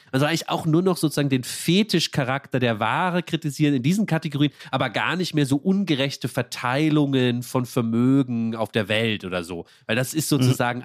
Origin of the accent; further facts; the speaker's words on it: Rhineland-Palatinate, Germany; ich komme ja aus Rheinland-Pfalz